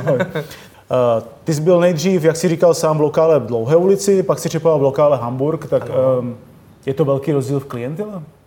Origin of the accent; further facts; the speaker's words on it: Czechia; jsme Češi přece jenom